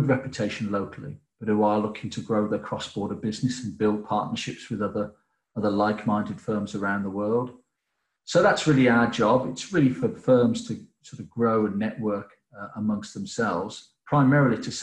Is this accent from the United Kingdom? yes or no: yes; England, United Kingdom; as an English person